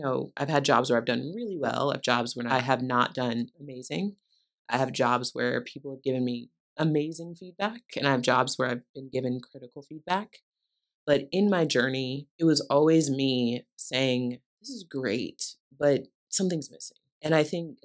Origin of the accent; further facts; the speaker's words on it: View Park, California, United States; I grew up in View Park, California.